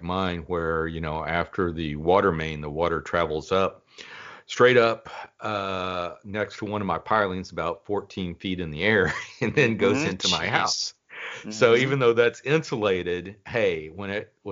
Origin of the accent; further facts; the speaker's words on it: Dallas, Texas, United States; I grew up in the Dallas area